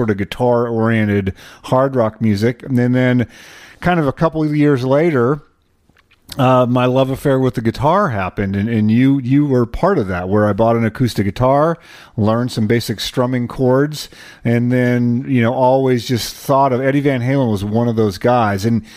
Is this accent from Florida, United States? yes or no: no; New Mexico, United States; for a kid growing up in New Mexico